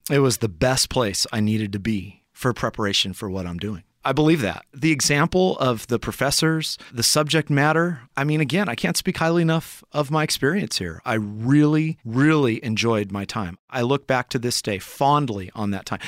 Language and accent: English; Lemoore, California, United States; moved away as an adult; also born or lived in Humboldt State University, California / Lynden, Washington; now in Escondido, United States; I grew up in small Central Valley, California town of Lemoore